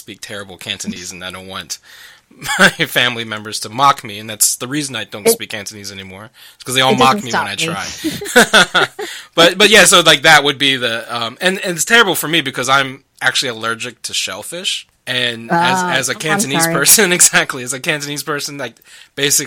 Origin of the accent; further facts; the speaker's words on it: Luray, Virginia, United States; where I grew up in the Shenandoah Valley. It's like this really small town in Page County, Virginia